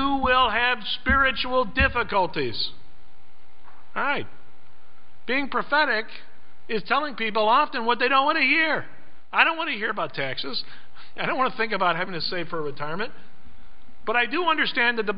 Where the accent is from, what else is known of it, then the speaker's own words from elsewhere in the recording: California, United States; Growing up in California